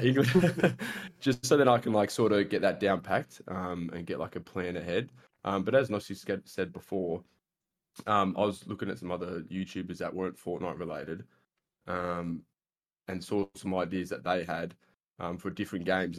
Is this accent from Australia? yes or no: yes; Australia; I'm an Australian, I guess you could say, content creator.